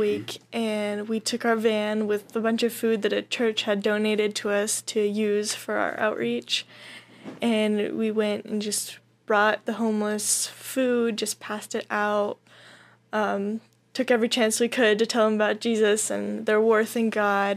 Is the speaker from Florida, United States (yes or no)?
no; Whitefish, Montana, United States; moved away as an adult; now in Las Vegas, United States; I'm from Whitefish, Montana.